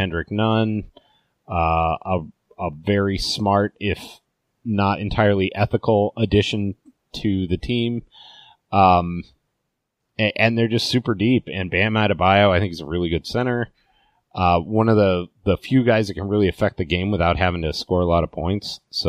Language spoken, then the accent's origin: English; Alaska, United States; I grew up in Alaska